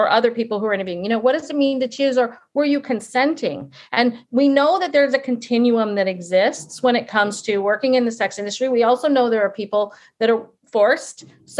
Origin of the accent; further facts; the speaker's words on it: England, United Kingdom; I mean, I'm an English person and I've always thought a lot about language